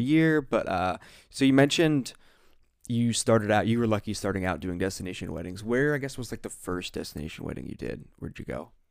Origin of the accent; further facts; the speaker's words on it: Ohio, United States; I'm from the Ohio Sticks